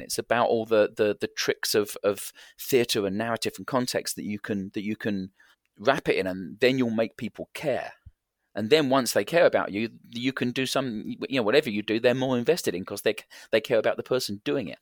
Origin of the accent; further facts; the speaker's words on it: England, United Kingdom; I am English